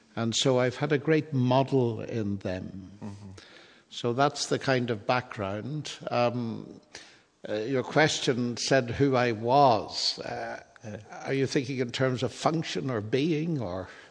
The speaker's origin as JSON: {"language": "English", "region": "Northern Ireland", "country": "United Kingdom", "tie": "born or raised there", "moved": "yes", "said": "I come originally from Northern Ireland, and my ancestors are Scottish"}